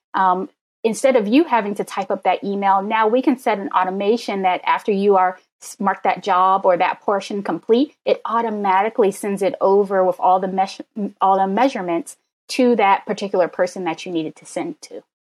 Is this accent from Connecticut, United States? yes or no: no; Maryland, United States; I'm a Maryland girl